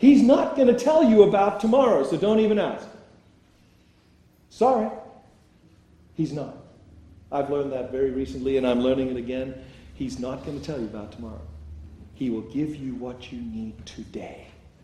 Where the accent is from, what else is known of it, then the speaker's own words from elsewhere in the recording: South Africa; my home country of South Africa